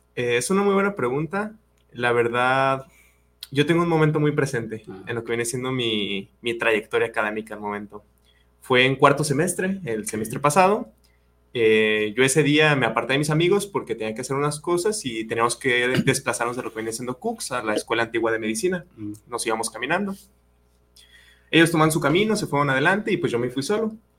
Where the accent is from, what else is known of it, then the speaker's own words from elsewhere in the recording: Yahualica, Jalisco, Mexico; mi pueblo, yo soy de Yagualica